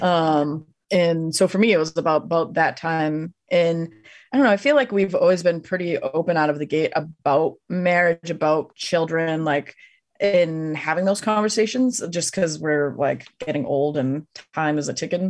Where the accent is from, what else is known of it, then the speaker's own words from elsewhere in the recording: Massachusetts, United States; moved away; I'm originally from Massachusetts.